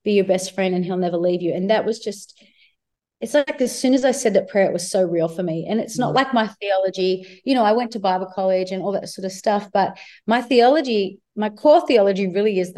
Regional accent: Myrtleford, Victoria, Australia; moved away; also born or lived in Shepparton; I was born in Shepparton, but I grew up in Myrtleford, and it's like a really small rural town.

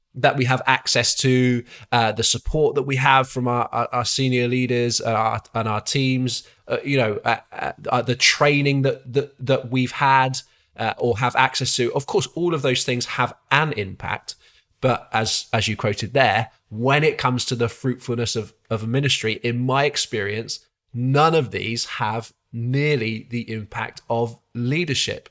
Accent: Exeter, South West England, United Kingdom; also born or lived in Coventry; now in Malvern, United Kingdom; the church I was brought up in, uh, which was Isca Church in Exeter, my, my hometown

